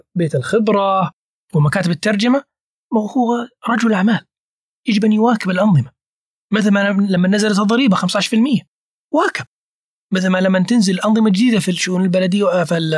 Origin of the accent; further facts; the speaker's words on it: Saudi Arabia; أنا كسعودي